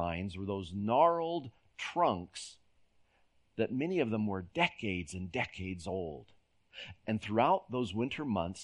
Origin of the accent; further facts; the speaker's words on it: San Jose, California, United States; moved away; When I was a boy growing up in San Jose, California, we lived in a valley